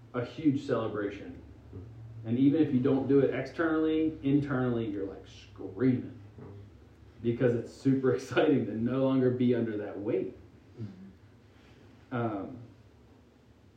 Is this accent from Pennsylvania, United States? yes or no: yes; Pennsylvania, United States; moved away; I'm from Pennsylvania originally. And I grew up distinctly middle class.